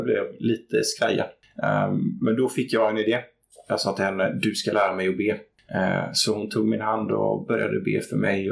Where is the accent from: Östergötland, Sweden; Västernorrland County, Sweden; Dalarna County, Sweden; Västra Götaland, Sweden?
Västra Götaland, Sweden; Gothenburg; jag växte upp i Göteborg i utkanten, ett litet område som heter Gunnilse